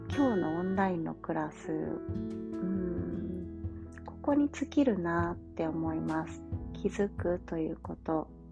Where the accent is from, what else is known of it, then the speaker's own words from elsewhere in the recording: Kansai, Japan; accent: Kansai-ben; 関西弁が出ちゃったり